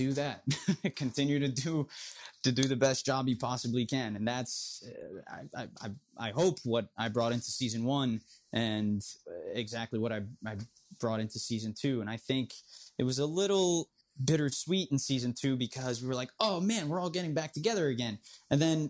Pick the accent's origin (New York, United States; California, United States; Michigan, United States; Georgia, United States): New York, United States; New York City; I was still too Queens for my high school, but I wasn't Queens enough for my hometown